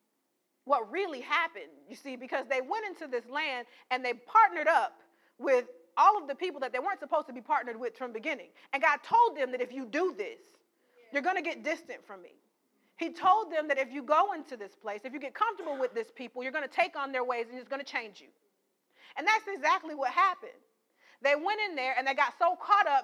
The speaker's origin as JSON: {"language": "English", "town": "St. Paul", "region": "Minnesota", "country": "United States", "tie": "born or raised there", "said": "we grew up in St. Paul, Minnesota"}